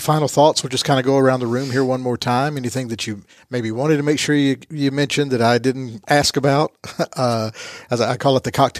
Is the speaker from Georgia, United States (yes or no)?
yes; Rome, Georgia, United States; born or raised there